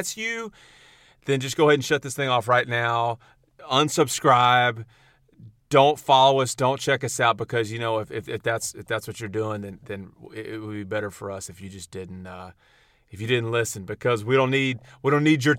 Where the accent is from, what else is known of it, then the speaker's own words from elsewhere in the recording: Huntsville, Texas, United States; I'm from Huntsville